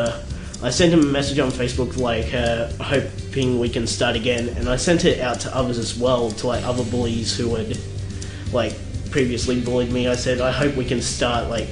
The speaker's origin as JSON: {"language": "English", "country": "Australia", "also_born_or_lived": "South Korea", "said": "I wasn't born in Australia. I was born in South Korea, so I was adopted"}